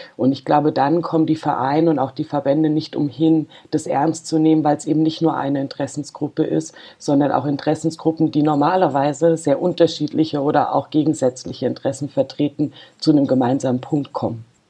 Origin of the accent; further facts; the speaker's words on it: Freiburg, Baden-Württemberg, Germany; ich komme aus Freiburg, bin da auch geboren